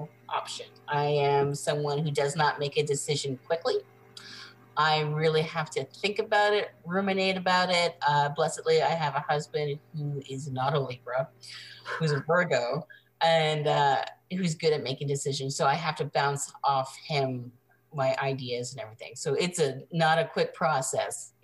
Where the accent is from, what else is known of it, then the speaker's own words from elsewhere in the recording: Montreal, Quebec, Canada; also born or lived in Vancouver / Toronto; now in Phoenix, United States; I am from Montreal, Quebec, Canada